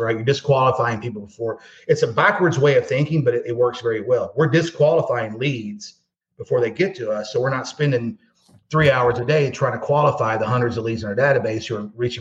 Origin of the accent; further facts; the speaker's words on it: Louisville, Kentucky, United States; also born or lived in East Valley, Arizona; I'm from Louisville, Kentucky. We don't say Louisville, we say Louisville.